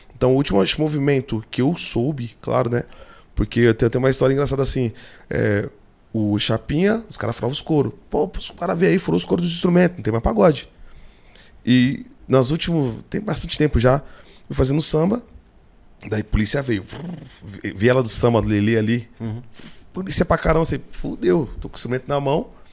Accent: São Paulo, Brazil; Eu sou do Capão, né? Minha, minha vivência é Catarina, Vila Santa Catarina

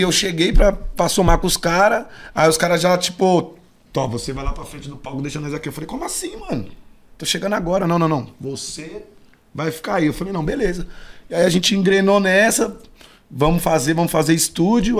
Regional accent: São Paulo, Brazil; also born or lived in Taboão da Serra; eu nasci aqui em São Paulo, mas não me considero paulista

